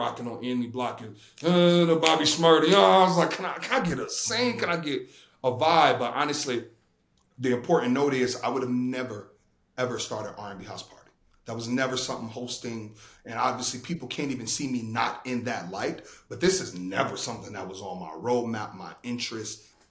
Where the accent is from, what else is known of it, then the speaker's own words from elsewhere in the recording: Chicago, Illinois, United States; moved away as an adult; also born or lived in Indiana / New York; I'm from Chicago